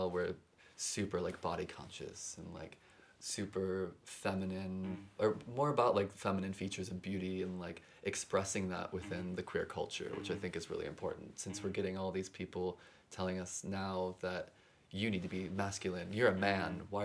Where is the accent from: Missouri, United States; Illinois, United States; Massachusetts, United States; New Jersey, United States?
Illinois, United States; Chicago; now in New York City, United States; I'm from Chicago